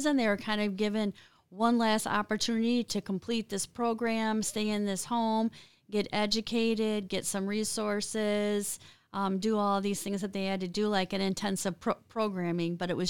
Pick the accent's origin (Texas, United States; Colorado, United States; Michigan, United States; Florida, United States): Michigan, United States; Eaton Rapids; I was a sheltered growing up in Eaton Rapids on a farm with a strict dad, right?